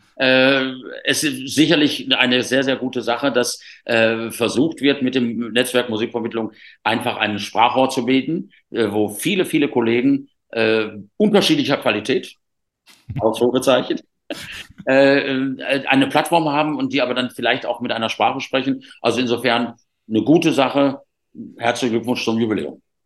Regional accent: Rhineland, Germany; ich bin halt Rheinländer auch

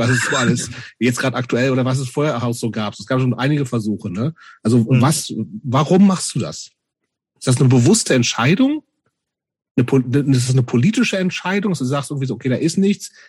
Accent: Hameln, Lower Saxony, Germany; in, in Hameln, wo ich herkomme, gab es gar nichts.

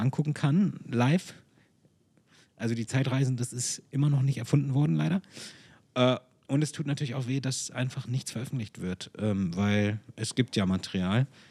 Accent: Hanover, Lower Saxony, Germany; Hannover 1988, weil meine Eltern da waren und weil ich, weil es meine Heimat ist und ich dort auch geboren wurde

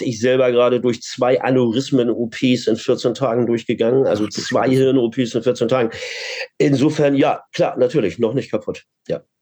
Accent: Hamburg, Germany; Ich bin Hamburger

